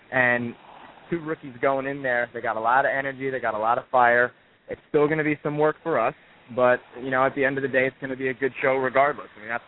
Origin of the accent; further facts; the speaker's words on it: New York City, New York, United States; Have you not read my bio? I'm from New York City, brother.